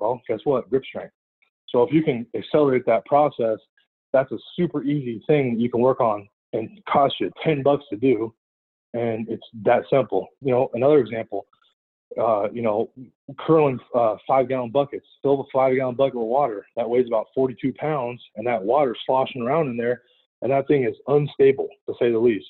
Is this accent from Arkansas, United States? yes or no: no; California, United States; also born or lived in San Francisco / Oregon; driving home from Oregon to California to see my family on breaks